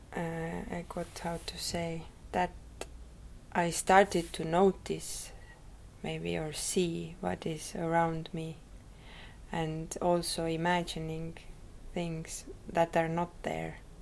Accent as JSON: {"language": "English", "town": "Rakvere", "region": "Lääne-Viru County", "country": "Estonia", "tie": "born or raised there", "said": "I was born in Rakvere. Uh, it is a small town"}